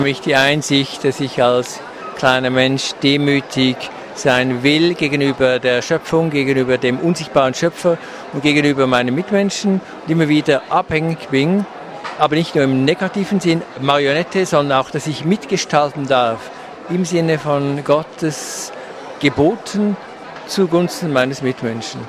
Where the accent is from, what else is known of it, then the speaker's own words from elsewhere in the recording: Switzerland; also born or lived in Canton of Bern; Ich komme aus der Schweiz